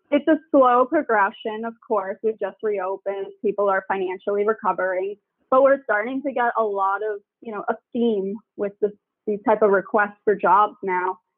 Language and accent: English; Long Island, New York, United States; I grew up in Long Island